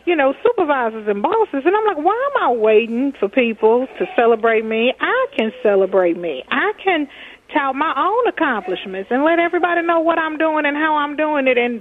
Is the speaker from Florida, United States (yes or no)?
no; Texas, United States; now in Minnesota, United States; I'm from Texas